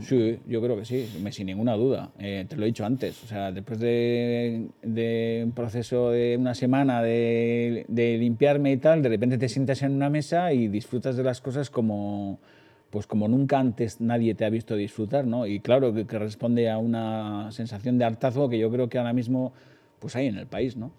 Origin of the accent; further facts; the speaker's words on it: Hondarribia, Basque Country, Spain; Yo he nacido en la, en el Vidasoa, Eh, y, y mi infancia es una infancia muy feliz, con muchos recuerdos, con muchos fotogramas todavía muy presentes, todavía sigo viviendo allí